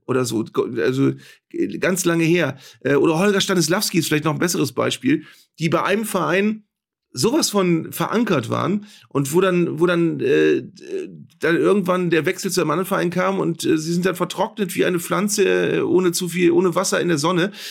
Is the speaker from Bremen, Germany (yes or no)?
yes; Bremen, Germany; bei uns in Bremen